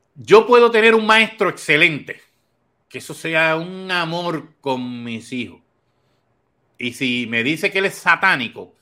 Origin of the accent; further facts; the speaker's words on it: Corozal, Puerto Rico; now in Toa Baja, Puerto Rico; soy de Corozal, pero vivo en Toa Baja